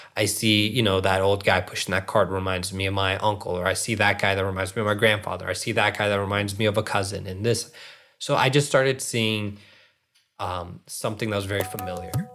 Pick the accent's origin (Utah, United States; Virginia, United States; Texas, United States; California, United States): Virginia, United States; Northern; also born or lived in Springfield, Virginia / Reston, Virginia / Centreville, Virginia; I was born and raised in Northern Virginia